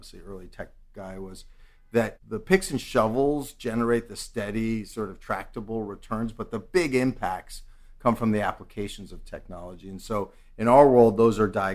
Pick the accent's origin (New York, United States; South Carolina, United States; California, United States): New York, United States; New York City; I'm a native New Yorker. I grew up on the Upper West Side